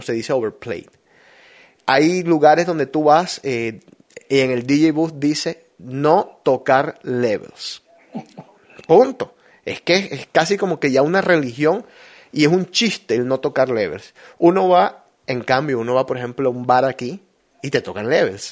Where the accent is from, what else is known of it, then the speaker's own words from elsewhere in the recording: Barranquilla, Atlántico, Colombia; now in United States; Yo extraño cosas de mi tierra